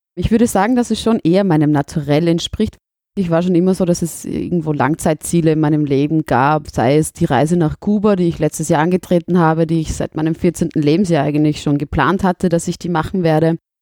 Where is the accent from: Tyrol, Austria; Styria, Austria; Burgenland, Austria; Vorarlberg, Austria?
Burgenland, Austria; Southern; accent: South Burgenland dialect; now in Vienna, Austria